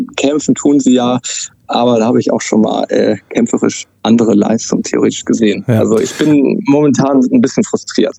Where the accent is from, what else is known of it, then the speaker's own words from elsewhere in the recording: Hamburg, Germany; ich komme aus Hamburg